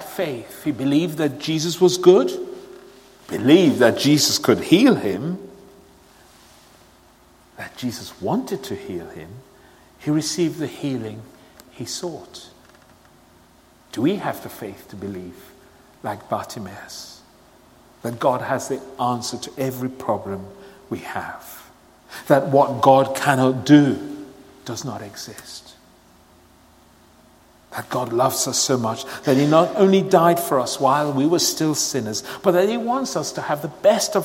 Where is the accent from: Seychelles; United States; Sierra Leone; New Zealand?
Sierra Leone; moved away; I was born and brought up in Sierra Leone